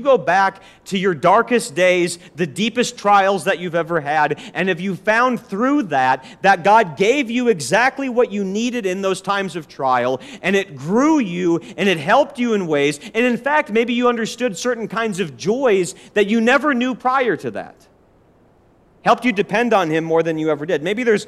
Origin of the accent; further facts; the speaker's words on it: Forest Lake, Minnesota, United States; now in Nashville, United States; I remember growing up in Forest Lake, Minnesota, and being a Christian, living there for 2 years